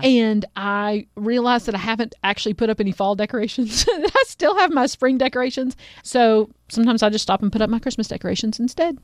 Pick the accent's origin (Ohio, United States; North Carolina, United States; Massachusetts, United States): North Carolina, United States; Asheville; I grew up in Asheville